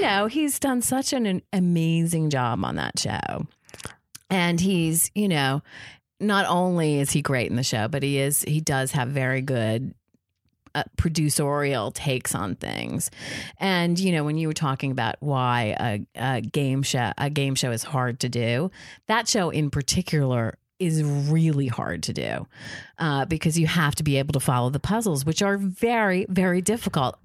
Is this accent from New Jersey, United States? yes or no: yes; Jersey Shore, New Jersey, United States; I grew up on the Jersey Shore.